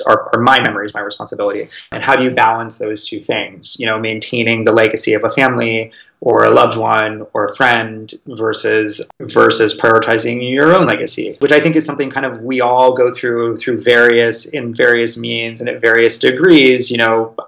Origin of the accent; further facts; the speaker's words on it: California, United States; moved away; I grew up in California